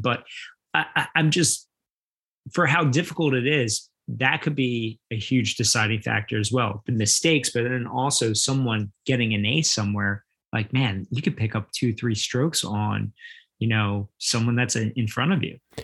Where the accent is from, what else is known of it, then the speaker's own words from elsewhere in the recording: New Jersey, United States; growing up in South Jersey, especially on the Ocean City Boardwalk